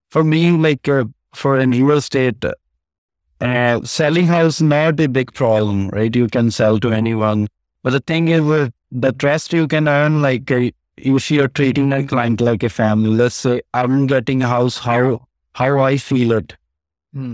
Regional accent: India; now in Edmonton, Canada; I came from India, my family, my mother and brother died when I was in India

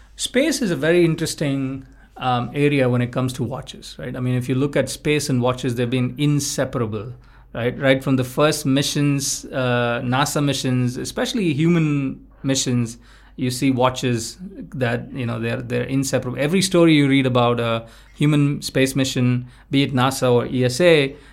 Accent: India; We felt that we grew up in the India in the last two decades

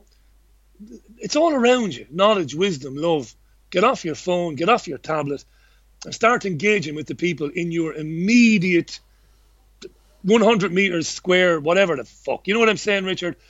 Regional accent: Waterford, Munster, Ireland; also born or lived in Fallowfield; now in Salford, United Kingdom; I grew up in Ballybeg in Waterford City and housing estate full of working class families.

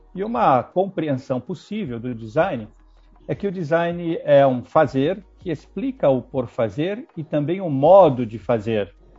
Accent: Brazil

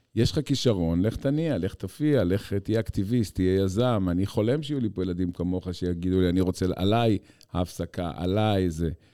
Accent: Haifa, Haifa District, Israel; אני בתור ילד שגדל בחיפה של שנות ה-70

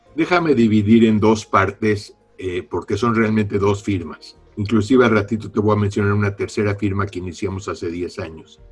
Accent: Mexico City, Mexico; moved away as an adult; also born or lived in San Diego; Nací en la Ciudad de México, estudié ingeniería mecánica eléctrica en la UNAM

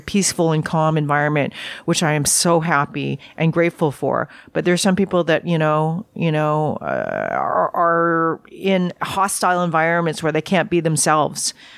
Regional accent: Vancouver, British Columbia, Canada; I grew up in Vancouver

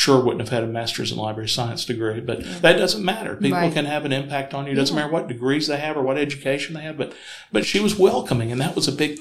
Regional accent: Huntsville, Alabama, United States; I grew up in Huntsville, graduated from high school there

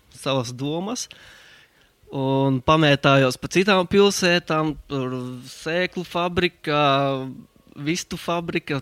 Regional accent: Balvi, Balvi Municipality, Latvia; moved away as an adult; also born or lived in Riga / England / Germany / Finland; es esmu dzimis Balvos, Latvijā tur es arī pavadīju savu, savas pirmās 12 klases

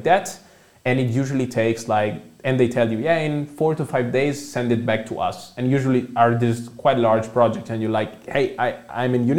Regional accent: Milan, Lombardy, Italy; English is a second language; moved away as an adult; now in Germany; I come from Italy. Also, as I think you mentioned in the intro, I did a bachelor in economics in Milan. That's where I come from

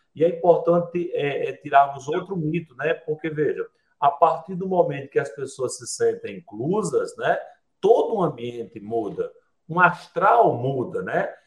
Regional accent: sertão of Paraíba, Brazil; Lá no sertão onde eu nasci, na para, no sertão da Paraíba

